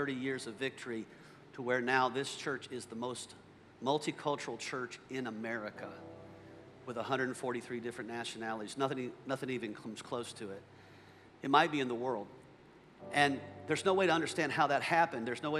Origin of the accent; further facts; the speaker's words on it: McDonough, Georgia, United States; I grew up here in the South. I grew up in a little town called McDonough, Georgia. I grew up on a dirt road.